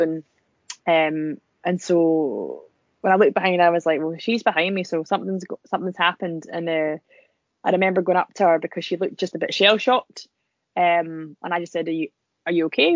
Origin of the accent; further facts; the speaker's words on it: Scotland, United Kingdom; accent: Scottish; I'm, I'm really Scottish sounding. I didn't realize I sounded so Scottish.